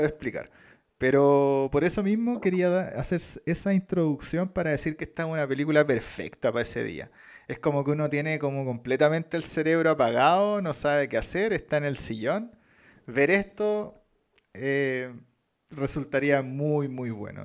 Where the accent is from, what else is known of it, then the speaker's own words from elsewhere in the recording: Chile; nosotros como chilenos